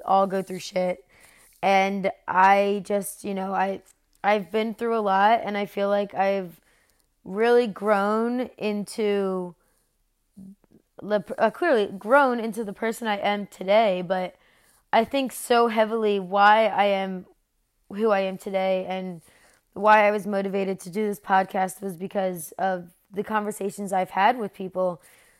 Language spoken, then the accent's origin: English; New Jersey, United States; moved away as an adult; now in North Carolina, United States; I was born and raised in South Jersey, right over the bridge from Philadelphia. I Now, though, I live in North Carolina.